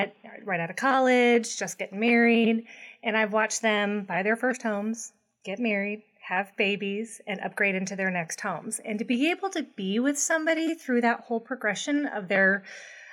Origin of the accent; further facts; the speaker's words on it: St. Louis, Missouri, United States; also born or lived in California / Ohio; now in Kansas City, United States; I'm actually from St. Louis originally